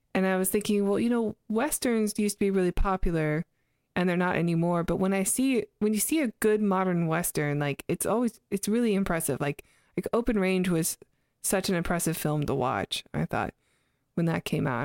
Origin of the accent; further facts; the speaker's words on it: Canada; moved away; I'm Canadian, so we use Z up there